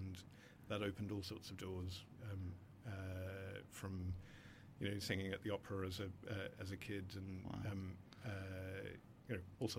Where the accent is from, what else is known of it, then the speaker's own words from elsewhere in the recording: Australia; growing up in Australia in the 70s, 80s